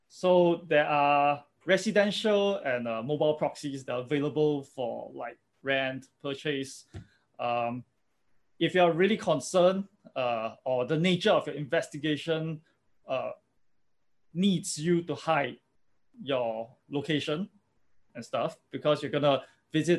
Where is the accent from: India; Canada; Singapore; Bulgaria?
Singapore; I'm from Singapore and everything is tracked